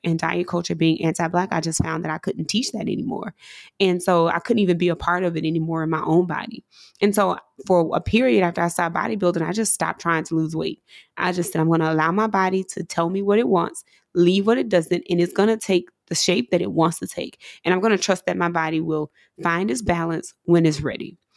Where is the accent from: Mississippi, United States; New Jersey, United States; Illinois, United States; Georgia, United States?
Mississippi, United States; coming from where I'm from, growing up in Mississippi